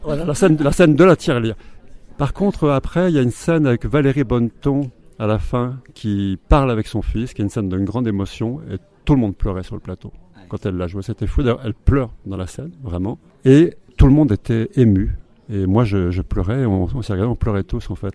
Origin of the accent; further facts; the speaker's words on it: Haute-Savoie, Auvergne-Rhône-Alpes, France; je suis né en Haute-Savoie